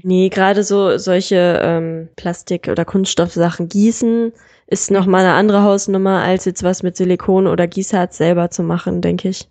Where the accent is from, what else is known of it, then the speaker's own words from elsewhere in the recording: Solingen, North Rhine-Westphalia, Germany; die kleine Stadt, wo ich herkomme eigentlich